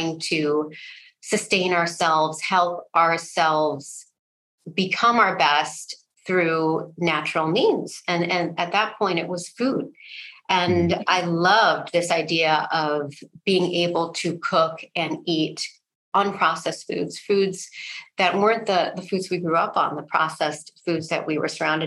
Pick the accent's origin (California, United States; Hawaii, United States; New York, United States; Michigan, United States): Michigan, United States; Ann Arbor; I'm from Ann Arbor, Michigan, the college town of the University of Michigan. And grew up there, went to college there